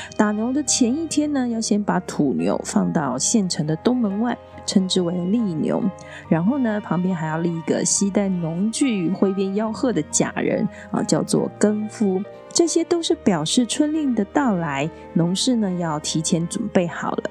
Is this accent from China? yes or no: no; Tainan, Taiwan; 在我的家乡台南